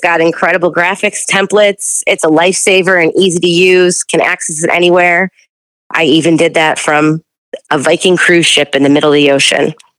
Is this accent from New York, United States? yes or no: yes; Buffalo, New York, United States; I'm from Buffalo, New York